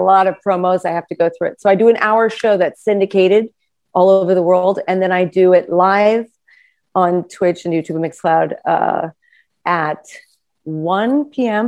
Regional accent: New York, United States; I also grew up in New York

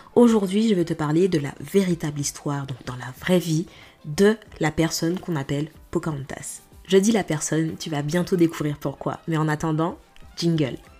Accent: Martinique, France; moved away; en tant que Martiniquaise

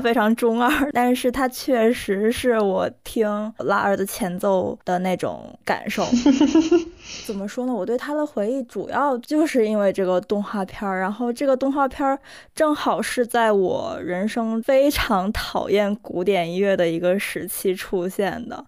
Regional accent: Northeast China, China; first language Korean; Chinese is a second language; 我老家确实有非常多的山，然后冬天的时候确实嗯。上面全都是雪

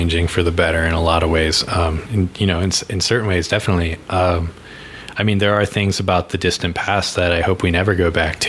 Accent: East Coast, United States; now in Colorado, United States; I grew up on the East Coast.

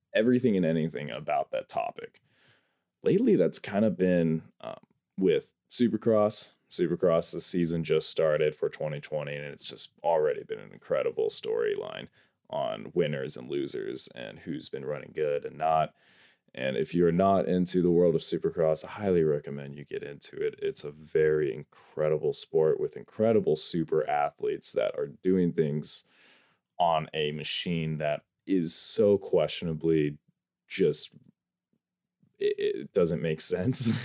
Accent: North Idaho, United States; I am from North Idaho, up here in the U S A.

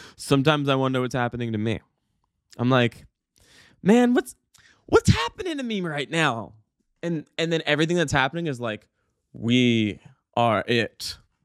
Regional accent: Calgary, Alberta, Canada; now in Vancouver, Canada; I, I come from Calgary, and in Calgary, uh, actually, Alberta in general

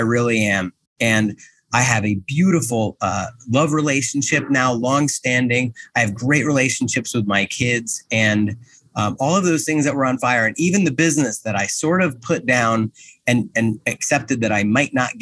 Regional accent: New Jersey, United States; I'm from Jersey

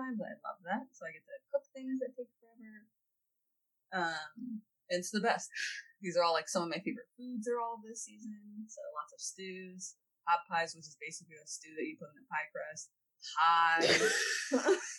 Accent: Southern California, United States; now in Pacific Northwest, United States; Southern California, we don't got some

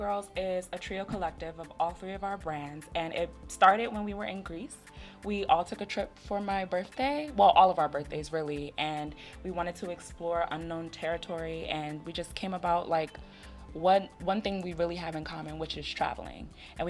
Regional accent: Ghana; We're from Ghana.

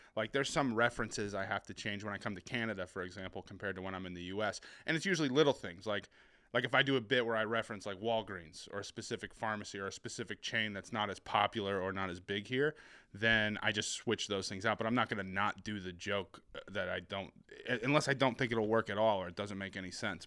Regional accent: New Hampshire, United States; accent: New England; also born or lived in Boston / Seattle; I was born in Boston, and then my, my family lived there for a few years, and I moved to Seattle, uh, for, like, a chunk of my childhood, then we moved back, and I've been bouncing around New Hampshire ever since

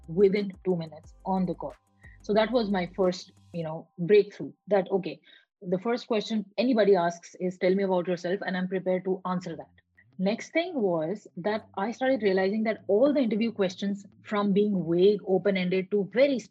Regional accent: Pakistan; moved away as an adult; also born or lived in Malaysia; I was born in Pakistan, I worked in Malaysia, and now I'm here talking to you.

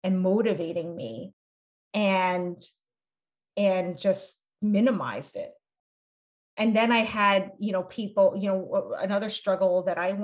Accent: United States; being raised in this dual culture of being Cambodian being American

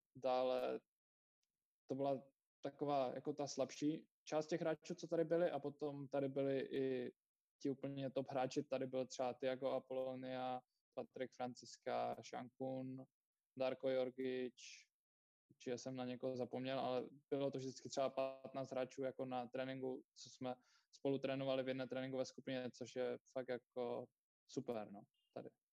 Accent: Czechia; moved away as an adult; also born or lived in Ostrava

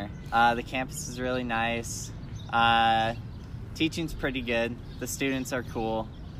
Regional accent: Lacey, Washington, United States; moved away as an adult; now in Tucson, United States; I'm from Lacey, Washington.

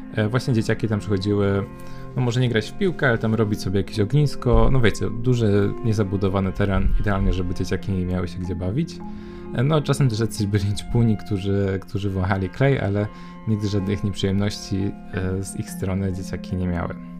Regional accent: Poznań, Greater Poland, Poland; moved away; do Poznania, do mojego rodzinnego miasta

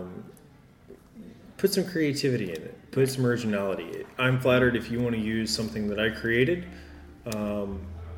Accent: Arkansas, United States; Growing up in Arkansas

